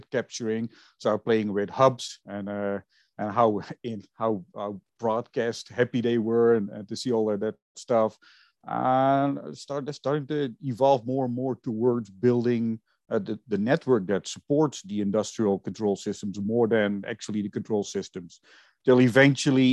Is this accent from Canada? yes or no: no; Netherlands; moved away; I was originally born and raised in Holland